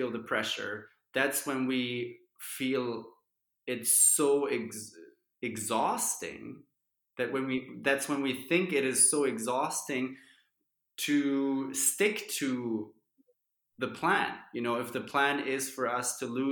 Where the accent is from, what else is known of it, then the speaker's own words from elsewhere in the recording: Germany; growing up in Germany